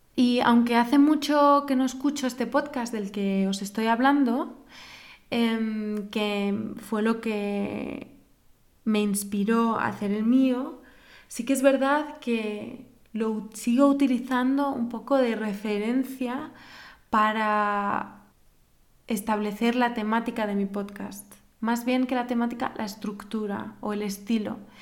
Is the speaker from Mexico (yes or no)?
no; Spain; moved away as an adult; now in Germany; soy una universitaria española que estudia en Alemania desde hace relativamente poco tiempo